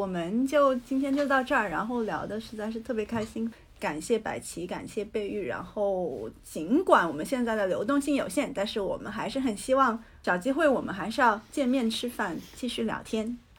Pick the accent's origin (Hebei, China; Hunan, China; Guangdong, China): Guangdong, China; 作为一个广府人